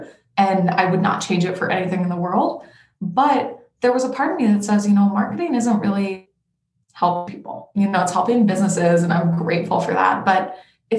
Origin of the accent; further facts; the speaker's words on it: Denver, Colorado, United States; now in Portland, United States; I am originally from Denver, Colorado, but I live in Portland, Oregon right now.